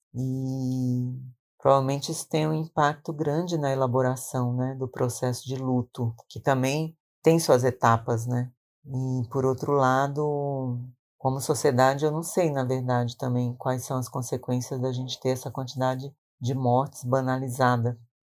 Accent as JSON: {"language": "Portuguese", "region": "Maranhão", "country": "Brazil", "tie": "born or raised there", "moved": "yes", "lives_now": "São Paulo, Brazil", "said": "no Maranhão, onde eu nasci"}